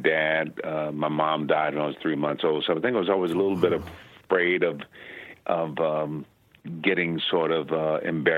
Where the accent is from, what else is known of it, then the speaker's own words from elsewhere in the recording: Benton Harbor, Michigan, United States; I'm from Benton Harbor, Michigan.